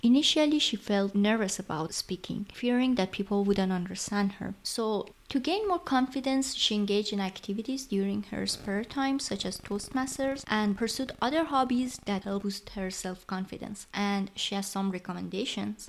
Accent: Iran; English is a second language; now in Germany; I'm also working in Germany and neither of English nor German are my native language and I'm in a completely different culture from my country of origin Iran

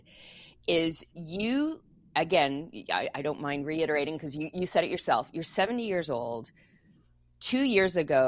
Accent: Quebec, Canada; moved away; I grew up in Quebec, so I speaking French and English, so I mix my idioms all the time.

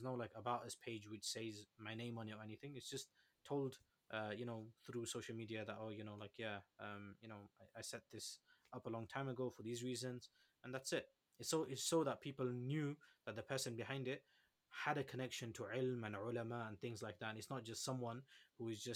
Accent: Leicester, East Midlands, United Kingdom; I come from Leicester

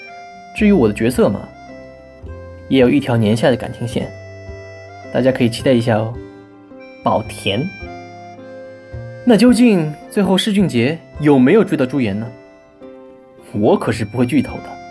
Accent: Shanghai, China; 我是上海人嘛，所以也是偏爱本帮菜的。

